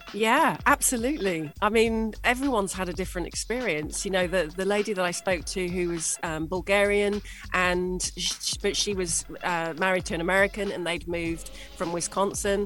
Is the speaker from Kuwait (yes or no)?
no; England, United Kingdom; moved away as an adult; now in UAE; as a Brit moving to the UAE